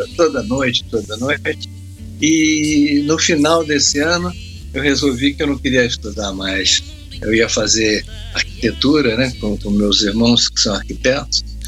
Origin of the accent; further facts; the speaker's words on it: Vitória, Espírito Santo, Brazil; moved away; eu fui para Vitória, minha terra, eu sou, eu sou capixaba, sou de, de, Espírito Santo